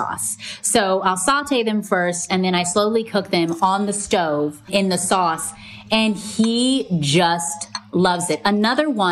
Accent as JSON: {"language": "English", "region": "Hawaii", "country": "United States", "tie": "born or raised there", "said": "I grew up in Hawaii"}